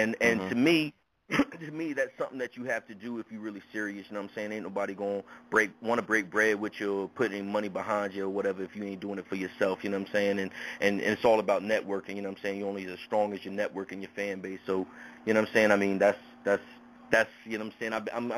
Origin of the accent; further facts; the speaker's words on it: Newport News, Virginia, United States; I hail from Bad News, Virginia, you know what I'm saying? That's Newport News, Virginia